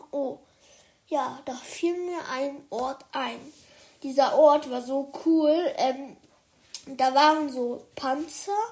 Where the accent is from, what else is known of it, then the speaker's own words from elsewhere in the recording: China; und dann sind wir von Dubai nach China geflogen, weil China ist mein Heimatland. Ich glaube, ihr hättet das nicht gedacht, aber das ist wirklich mein Heimatland.